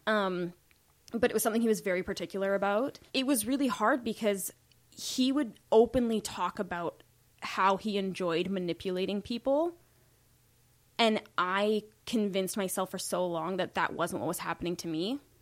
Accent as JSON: {"language": "English", "town": "Saskatoon", "region": "Saskatchewan", "country": "Canada", "tie": "born or raised there", "moved": "yes", "said": "I was born in Saskatoon"}